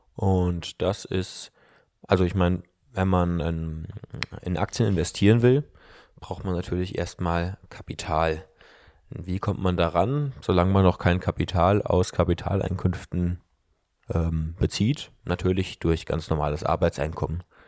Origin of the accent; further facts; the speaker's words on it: the West, West Germany, Germany; bei uns im Westen